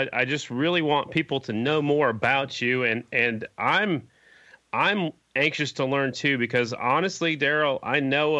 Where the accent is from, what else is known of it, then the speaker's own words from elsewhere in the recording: South Dakota, United States; now in Oklahoma, United States; Man, I'm from South Dakota. I live in Oklahoma